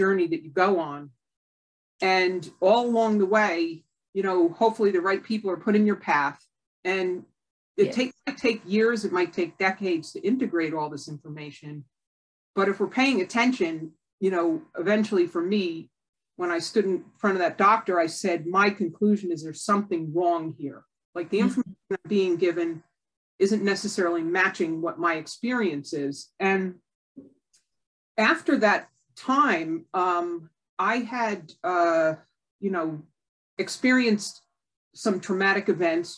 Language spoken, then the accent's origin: English; Connecticut, United States; I grew up in Connecticut, like 20 miles away from Lyme, Connecticut